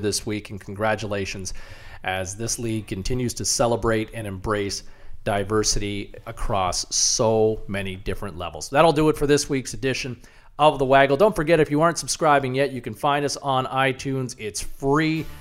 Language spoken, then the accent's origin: English; Ottawa, Ontario, Canada; a league growing up in Ottawa